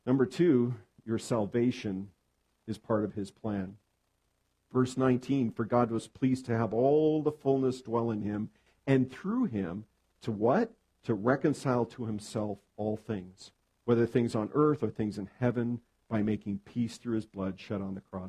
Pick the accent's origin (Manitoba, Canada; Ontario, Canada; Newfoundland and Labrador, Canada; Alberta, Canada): Alberta, Canada; Edmonton; moved away as an adult; now in southern British Columbia, Canada; I'm from Edmonton, Alberta. I was born and raised there, spent the first 30 years of my life